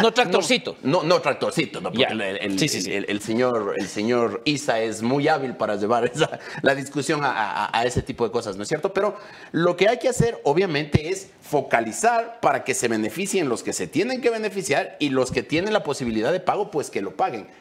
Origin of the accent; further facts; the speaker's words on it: Ecuador; nosotros como ecuatorianos